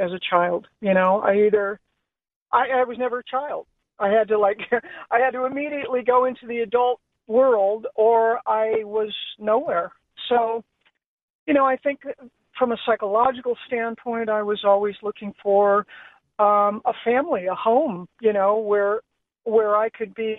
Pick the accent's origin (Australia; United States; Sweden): United States; Los Angeles, California; And I grew up in Los Angeles in the 50s, 60s, and 70s.